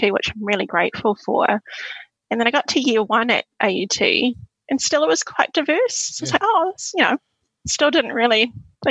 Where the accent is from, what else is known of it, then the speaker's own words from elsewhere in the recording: Auckland, New Zealand; also born or lived in Suva, Fiji; growing up in West Auckland's a pretty diverse place